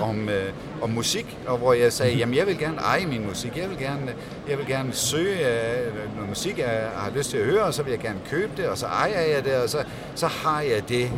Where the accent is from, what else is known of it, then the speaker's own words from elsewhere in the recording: Denmark; som dansker